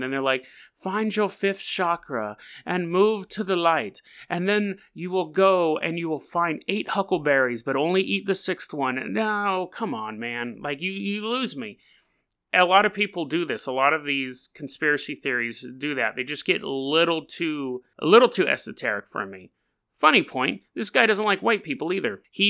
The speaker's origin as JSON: {"language": "English", "region": "California", "country": "United States", "lives_now": "Hood River, United States", "said": "And, you know, I come from California. Everything was earthquake proof."}